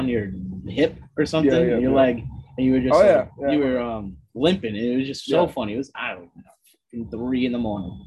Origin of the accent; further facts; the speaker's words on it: Boston area, Massachusetts, United States; my hometown here. Like, last 20 years. We grew up with Tom Brady at the helm